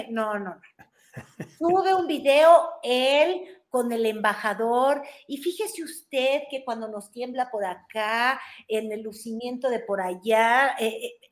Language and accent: Spanish; Mexico; le voy a enseñar cómo somos los mexicanos, que comemos bolillo para el susto y aguacate no